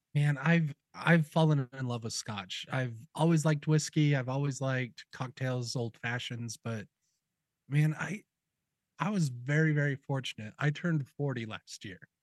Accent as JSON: {"language": "English", "region": "Utah", "country": "United States", "tie": "born or raised there", "said": "I grew up in Utah, and both my mom and my dad graduated with musical degrees."}